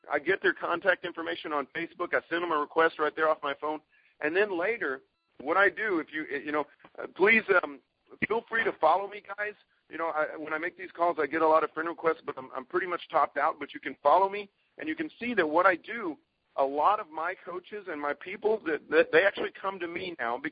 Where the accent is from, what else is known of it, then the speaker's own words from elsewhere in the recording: Texas, United States; I'm from Texas